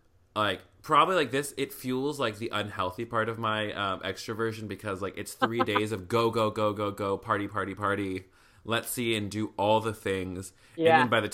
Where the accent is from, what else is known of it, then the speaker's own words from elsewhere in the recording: Clarksville, Tennessee, United States; I grew up in Tennessee, like in Clarksville